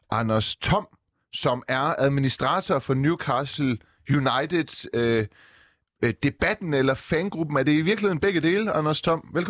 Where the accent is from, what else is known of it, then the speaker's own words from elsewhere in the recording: Iran; Jeg er ikke fra Saudi-Arabien, men jeg er fra Iran